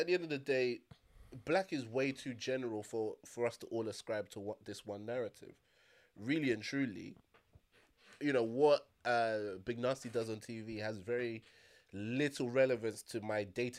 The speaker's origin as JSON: {"language": "English", "town": "Liverpool", "region": "North West England", "country": "United Kingdom", "said": "I'm from Liverpool. I'm a... I'm a Scouser. If a Scouser does well, then I feel connected to that."}